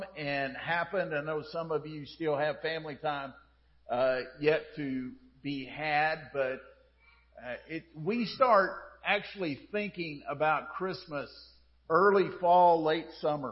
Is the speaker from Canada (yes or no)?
no; United States; as an American